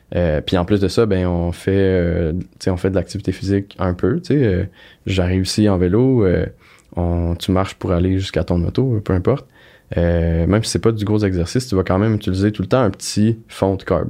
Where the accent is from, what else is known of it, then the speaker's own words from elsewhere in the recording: Granby, Quebec, Canada; je viens de Grimby.